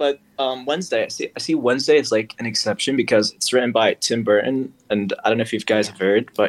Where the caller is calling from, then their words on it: Riyadh, Riyadh Province, Saudi Arabia; I'm calling from Riyadh, Saudi Arabia.